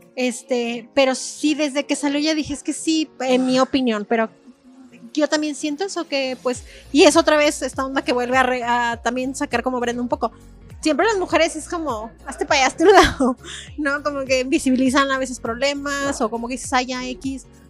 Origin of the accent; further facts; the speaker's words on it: San Luis Potosí, Mexico; las personas que somos de San Luis Potosí